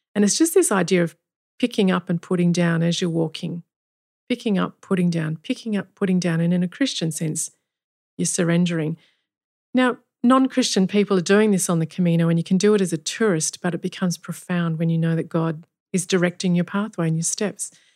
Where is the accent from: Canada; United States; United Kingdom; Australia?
Australia; Kalgoorlie, Western Australia; I grew up in Kalgoorlie